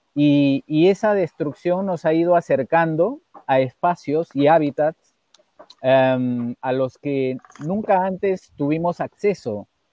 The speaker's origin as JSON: {"language": "Spanish", "country": "Peru", "tie": "born or raised there", "said": "mi padre, desde muy niño, que yo recuerdo, siempre eh, nos hizo conocer nuestro país. Viajamos mucho por el Perú"}